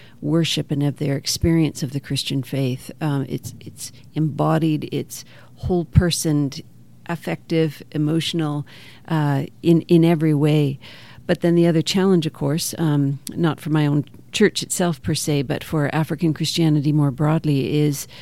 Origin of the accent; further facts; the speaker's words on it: Canada; moved away; also born or lived in Kenya; as a Canadian